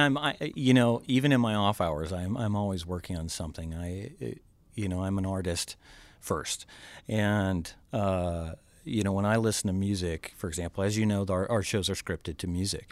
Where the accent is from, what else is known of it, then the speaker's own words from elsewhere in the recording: Georgia, United States; now in Green Bay, United States; I'm from originally from Georgia, and my dad was a police officer, and so uh, fireworks at the time were illegal ah. in Georgia